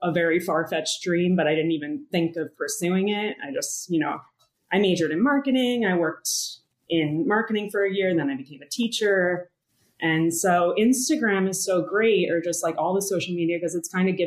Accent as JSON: {"language": "English", "town": "New York City", "region": "New York", "country": "United States", "tie": "born or raised there", "said": "I'm a native New Yorker, now in my 30s"}